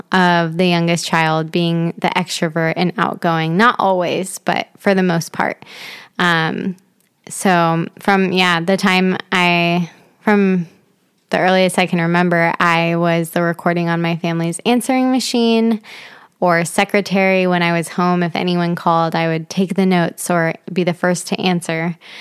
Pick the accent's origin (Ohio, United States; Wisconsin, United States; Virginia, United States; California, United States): Ohio, United States; Dayton; I am originally from Dayton, Ohio